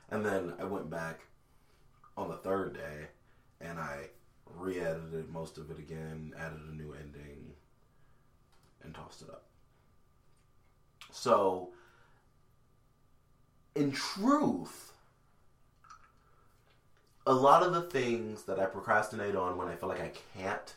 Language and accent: English; Hamtramck to Royal Oak Township, Michigan, United States; when we moved from Hamtramck to Royal Oak Township